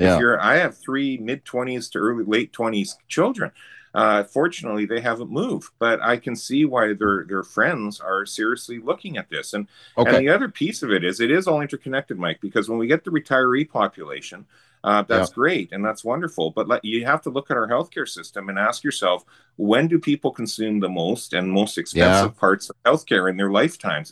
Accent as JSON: {"language": "English", "area": "the interior of BC", "region": "British Columbia", "country": "Canada", "also_born_or_lived": "Edmonton, Alberta", "said": "I'm from the interior of BC."}